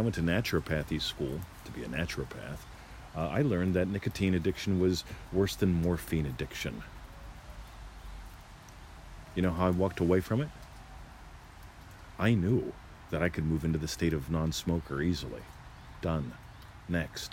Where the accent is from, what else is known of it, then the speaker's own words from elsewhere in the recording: United States; now in Australia; I was born an American. I moved here, decided I wanted to become an Australian